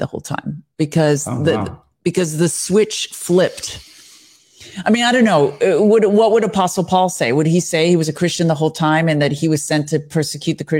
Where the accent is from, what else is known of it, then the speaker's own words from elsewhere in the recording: United States; I'm an American